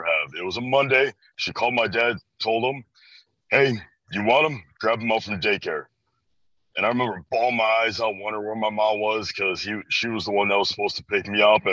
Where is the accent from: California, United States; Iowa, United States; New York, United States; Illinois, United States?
Illinois, United States; Chicago; I'm from Chicago, Illinois, born and raised just around this area in general